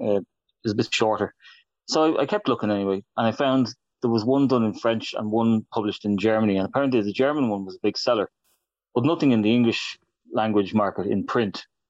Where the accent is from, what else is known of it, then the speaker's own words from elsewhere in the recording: Ireland; I'm an Irishman